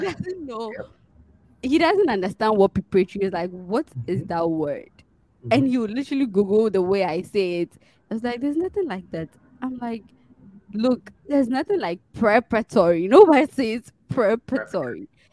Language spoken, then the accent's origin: English; Ghana; moved away; I'm from Ghana.